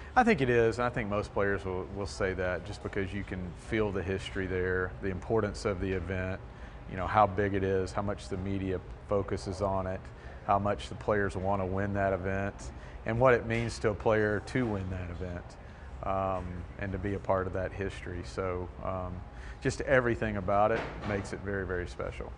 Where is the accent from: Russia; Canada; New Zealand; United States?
United States; Bossier City, Louisiana; also born or lived in Monroe, Louisiana; I was born in St. Francis Hospital and lived here until they were out of college, and then we moved to uh, Bossier City